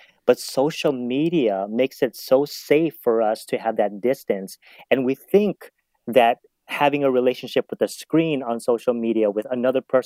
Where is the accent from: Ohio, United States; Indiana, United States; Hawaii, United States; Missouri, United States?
Hawaii, United States; Kauai; now in Southern California, United States; when I was growing up on Kauai, I was actually thinking of going into to become a pastor